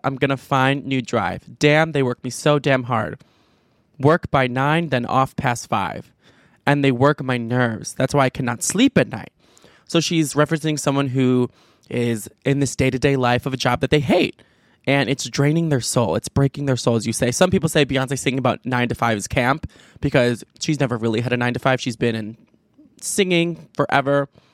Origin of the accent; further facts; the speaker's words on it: Chicago, Illinois, United States; I'm from the Chicago suburbs